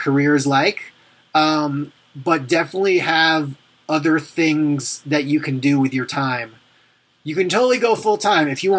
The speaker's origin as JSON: {"language": "English", "area": "Long Island", "region": "New York", "country": "United States", "tie": "born or raised there", "said": "I grew up on Long Island"}